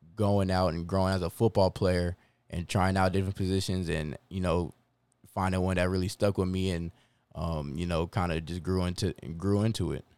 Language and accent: English; Converse, Texas, United States; also born or lived in Long Island, New York; Six weeks later, we moved to, we land in Converse, Texas